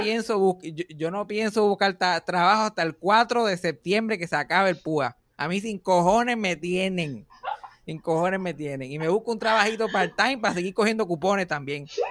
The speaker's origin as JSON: {"language": "Spanish", "country": "Puerto Rico"}